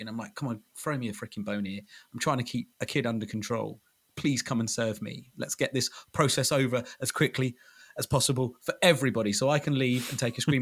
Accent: United Kingdom; I'm quintessentially British.

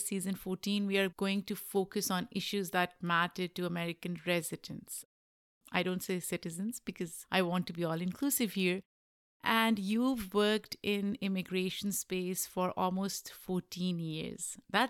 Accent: Pakistan; I am from Pakistan, so I get excited when I hear about other people.

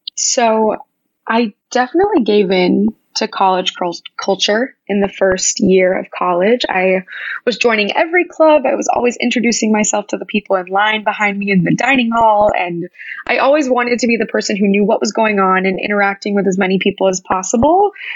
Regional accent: Wichita, Kansas, United States; moved away as an adult; growing up in Wichita

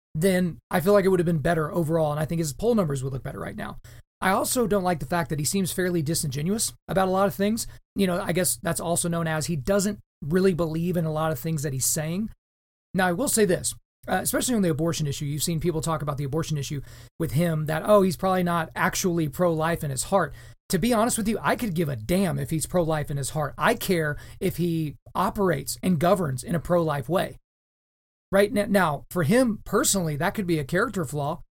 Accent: Oklahoma, United States; also born or lived in Manhattan, New York; I'm from Oklahoma. I'm somewhat of a Southern gentleman

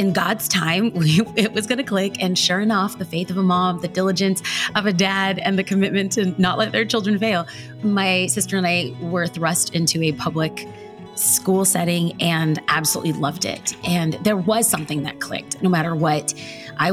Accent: Los Angeles, California, United States; now in Orange County, United States; I was raised in East Los Angeles, California, by two amazing parents who were immigrants to this country

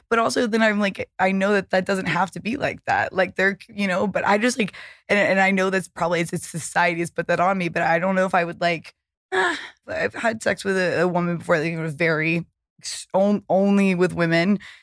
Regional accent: the South, United States; now in Los Angeles, United States; growing up in the South

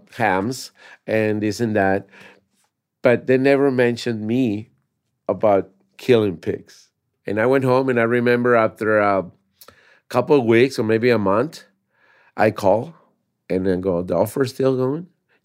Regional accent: Tampico, Tamaulipas, Mexico; born there; I was born in Tampico, Tamaulipas, Mexico.

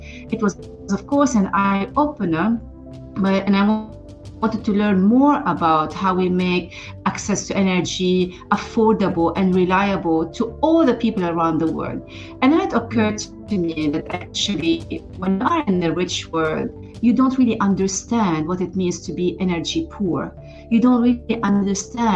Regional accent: Lebanon; moved away as an adult; I'm originally from Lebanon and I was born and grew up during the Civil War.

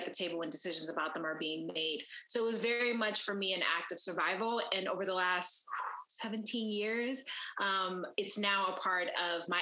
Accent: Philadelphia, Pennsylvania, United States; I grew up in West Philadelphia

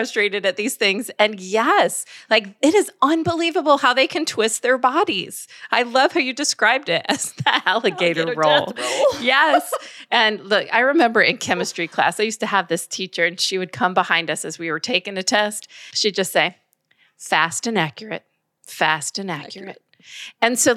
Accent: the South, United States; we're from the South

